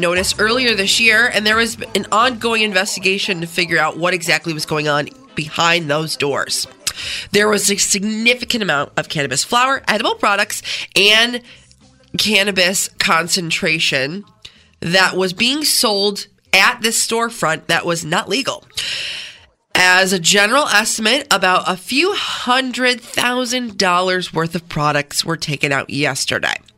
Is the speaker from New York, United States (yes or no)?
yes; Canandaigua, New York, United States; born or raised there